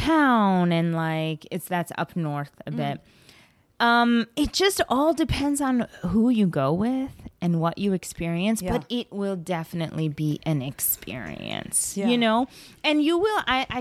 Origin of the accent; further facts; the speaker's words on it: Bangalore, Karnataka, India; born there; my uncle lives in this, like, gorgeous place in Bangalore. That's where I was born. I was born in Bangalore.